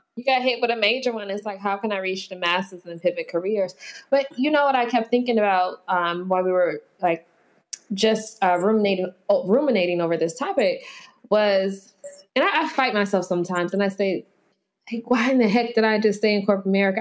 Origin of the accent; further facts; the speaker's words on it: United States; being African American